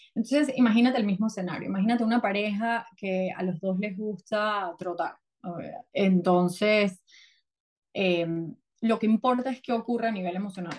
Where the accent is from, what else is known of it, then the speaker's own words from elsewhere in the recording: Venezuela; moved away as an adult; also born or lived in New York; now in United States; yo soy venezolana, crecí en Venezuela, luego me mudé a Estados Unidos